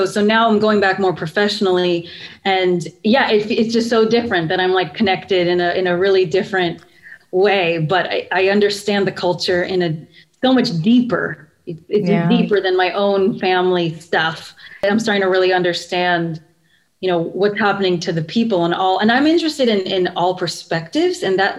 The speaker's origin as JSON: {"language": "English", "country": "Philippines", "said": "because even my own identity as a Filipino is so, I understand it very differently, because being Filipino is like, when I'm here, it's like, yeah, we look the same."}